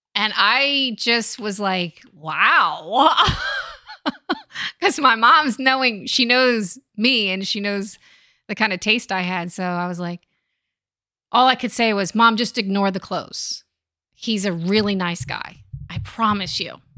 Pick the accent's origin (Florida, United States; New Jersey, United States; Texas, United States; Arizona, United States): New Jersey, United States; Point Pleasant; where I grew up in Point Pleasant, New Jersey